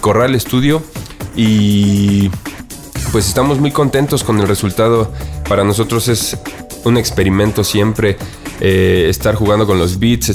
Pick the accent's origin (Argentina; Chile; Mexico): Mexico; Mexico City